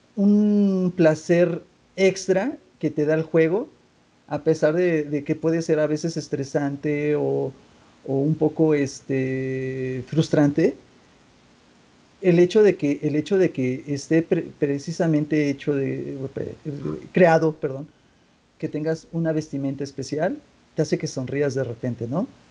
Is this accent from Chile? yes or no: no; Mexico; como mexicano